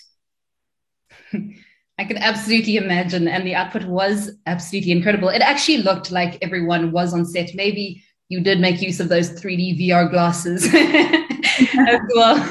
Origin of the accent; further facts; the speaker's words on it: South Africa; as South African creatives